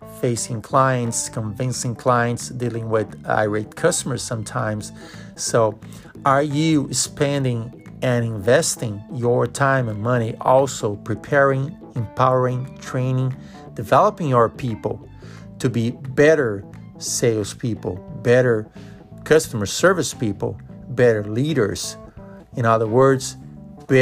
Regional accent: Brazil; moved away as an adult; now in United States; I grew up in Brazil

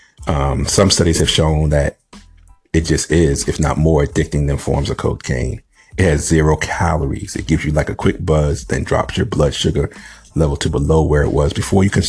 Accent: New England, United States; I grew up in the Northeast in New England.

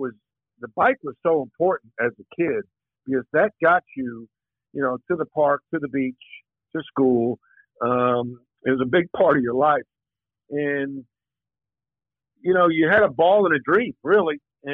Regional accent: East Meadow, New York, United States; I grew up in East Meadow, Long Island, near Hofstra University.

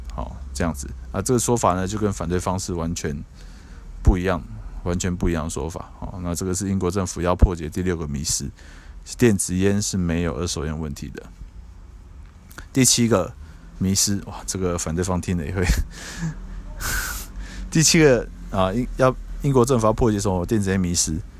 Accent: Taiwan; 现在在我们台湾这边

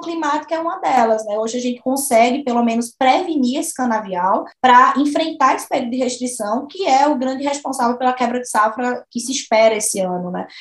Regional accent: Sirinhaém, Pernambuco, Brazil; moved away as an adult; also born or lived in Uberaba; now in Goiás, Brazil; eu sou de Sirinhaém, Sou de Siriaém, Pernambuco, uma cidade próxima a Recife

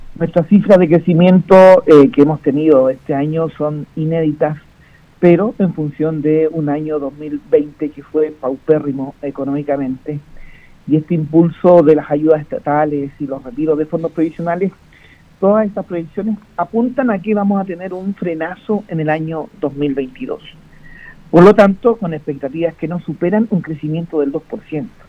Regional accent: Chile; como chilenos

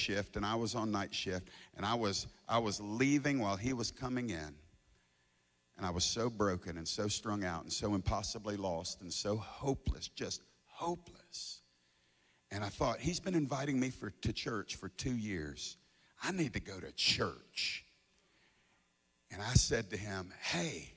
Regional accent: the South, United States; I'm from the South, ain't I? Everybody in the South is saved.

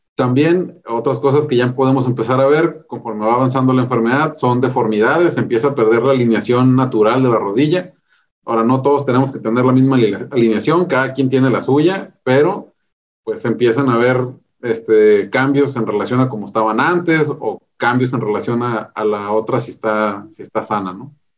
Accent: Ensenada, Baja California, Mexico; also born or lived in Mexicali, Mexico / Mexico City, Mexico; yo soy originario de Ensenada, Baja California

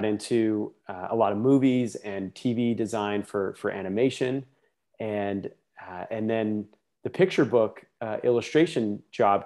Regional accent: Salt Lake City, Utah, United States; moved away as an adult; now in Los Angeles, United States; I grew up in Salt Lake City, Utah.

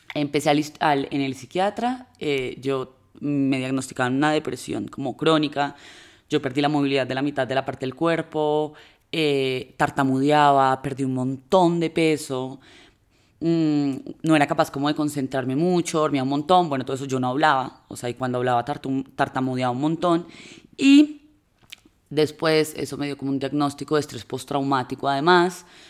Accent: Manizales, Caldas, Colombia; las dos somos de Manizales

